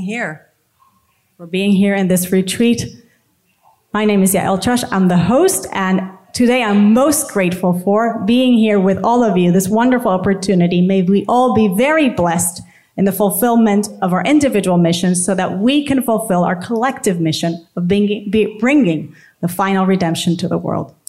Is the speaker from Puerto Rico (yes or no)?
yes; San Juan, Puerto Rico; I'm from Puerto Rico, San Juan.